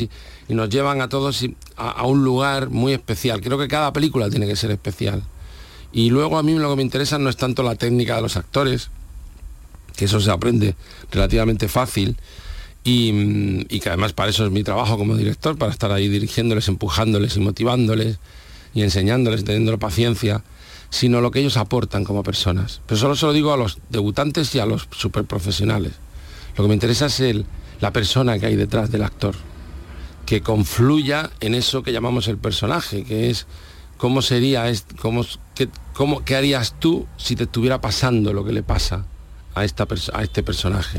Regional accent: Almería, Andalusia, Spain; Mi tierra es, esta. Y eh, soy de Almería

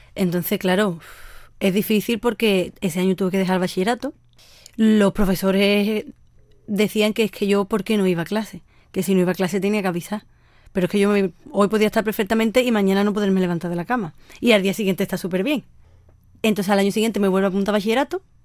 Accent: Sanlúcar de Barrameda, Andalusia, Spain; nací en Sanlúcar de Barrameda, Cádiz

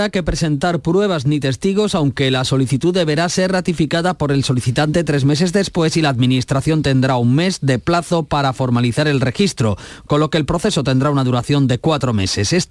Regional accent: Almería, Andalusia, Spain; mi tierra, Almería.

